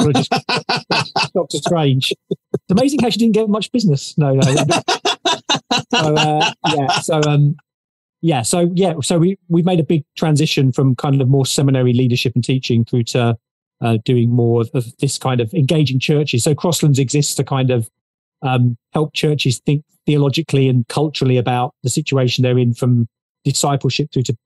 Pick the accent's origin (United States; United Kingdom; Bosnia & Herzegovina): United Kingdom; about an hour southeast of London, South East England; So we ended up going to the local Baptist church about an hour southeast of London. That's where I come from. You can probably tell by my accent.